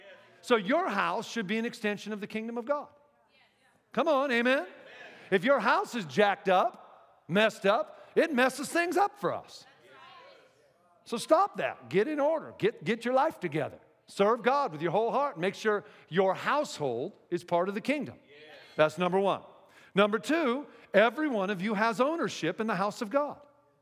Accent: Pacific Northwest, United States; And by the way, I'm from the Northwest, and now gay marriage is legal in the Northwest, in Washington State, a few other states

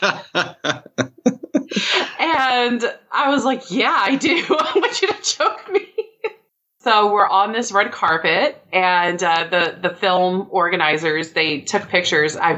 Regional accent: Dallas, Texas, United States; also born or lived in Oklahoma; I was born in Oklahoma, but I came to Texas at a really young age. So I've been in Dallas-Fort Worth my whole life

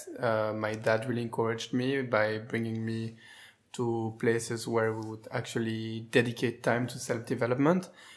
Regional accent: Brussels, Brussels-Capital Region, Belgium; accent: French; English is a second language; moved away as an adult; also born or lived in Tel Aviv / Geneva / Berlin; now in Barcelona, Spain; I'm from Brussels and I live in Barcelona.

